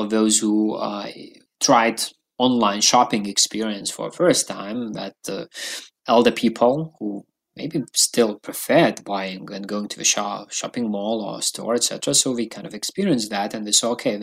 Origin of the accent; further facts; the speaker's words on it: Lithuania; also born or lived in London; I used to live in London for a while, but I'm from Lithuania